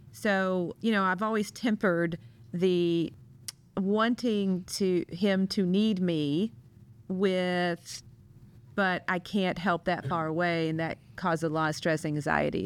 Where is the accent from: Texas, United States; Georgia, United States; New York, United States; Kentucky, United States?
Kentucky, United States; now in St. Louis, United States; my hometown in Kentucky